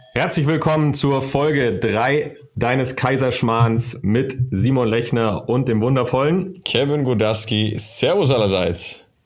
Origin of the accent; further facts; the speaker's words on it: Ruhr area, North Rhine-Westphalia, Germany; Tratsch und Klatsch sagt man bei uns im Ruhrpott